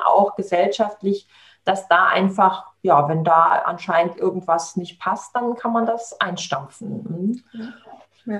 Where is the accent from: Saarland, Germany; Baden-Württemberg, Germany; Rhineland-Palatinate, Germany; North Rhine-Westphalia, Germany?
Saarland, Germany; also born or lived in Southern Italy; hier bei uns im Saarland